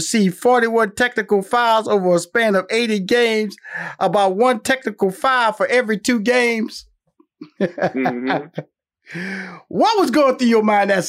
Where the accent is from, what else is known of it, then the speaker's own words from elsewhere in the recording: Houston, Texas, United States; now in Atlanta, United States; See, I'm based in Atlanta right now, but I'm from Houston, Texas.